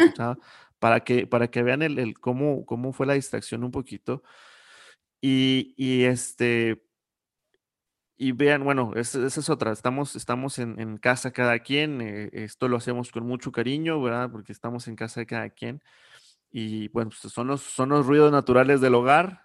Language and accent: Spanish; Coahuila, Mexico; Yo soy de Coahuila